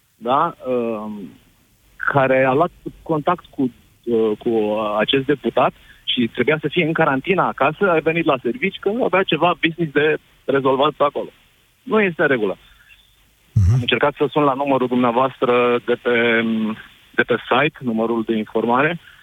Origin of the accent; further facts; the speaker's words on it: Constanța, Constanța County, Romania; eu sunt din Constanța